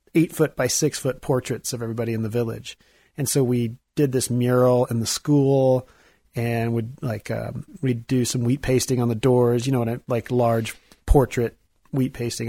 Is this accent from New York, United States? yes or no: no; Missouri, United States; I'm from Missouri